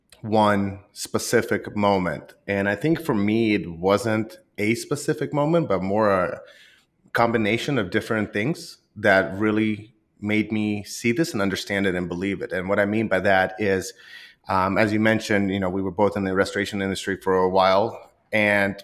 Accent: Rostov, Yaroslavl Oblast, Russia; now in United States; I originally was born in Russia, and I was born in a small town called Rostov, just southeast of Moscow

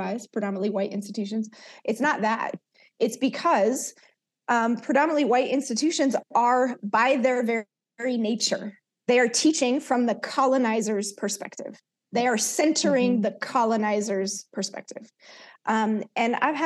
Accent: Oakland, California, United States; also born or lived in Soweto, South Africa; growing up in East Oakland

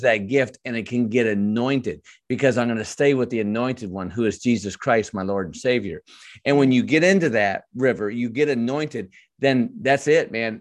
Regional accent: Michigan, United States; I was born in Michigan and raised there

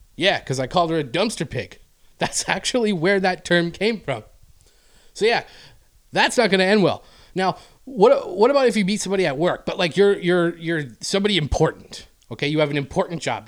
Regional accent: Canada; moved away; I'm Canadian

